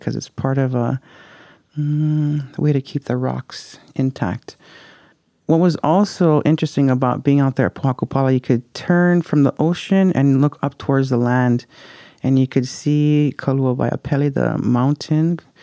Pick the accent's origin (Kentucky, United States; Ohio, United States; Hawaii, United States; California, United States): Hawaii, United States; Puna; I am from Pune, born and raised there.